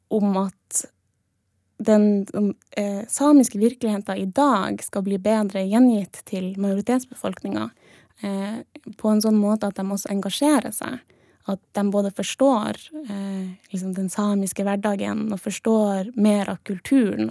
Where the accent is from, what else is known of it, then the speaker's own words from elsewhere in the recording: Troms, Norway; jeg er fra Sør-Troms, for mm. jeg har på meg Sør-Troms-kofte.